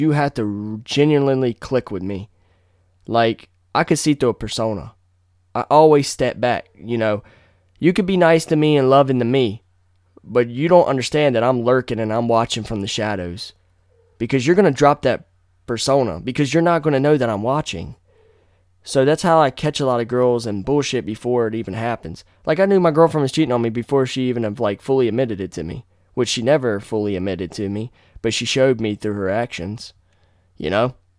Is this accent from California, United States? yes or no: no; North Carolina, United States; moved away as an adult; now in Virginia, United States; come back to my hometown. There's other parts of N C that I like